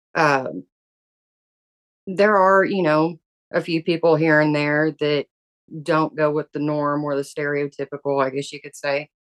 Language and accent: English; the South, United States; I grew up in the South